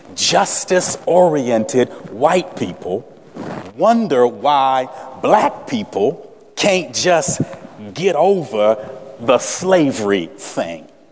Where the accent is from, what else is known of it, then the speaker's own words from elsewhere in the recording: Salem, Virginia, United States; moved away; resident originally of the Commonwealth of Virginia, I was born in Salem, Virginia